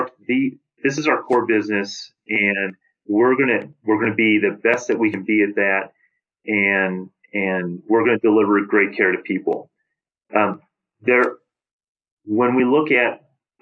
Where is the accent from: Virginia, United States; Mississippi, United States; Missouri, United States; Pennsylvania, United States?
Missouri, United States; St. Louis; I grew up in St. Louis.